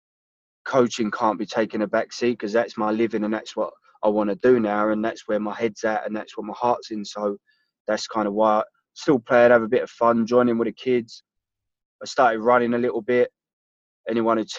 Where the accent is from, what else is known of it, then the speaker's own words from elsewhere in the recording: London, United Kingdom; I grew up in South London, which is a place called Bermondsey, which is right by Millwall Stadium.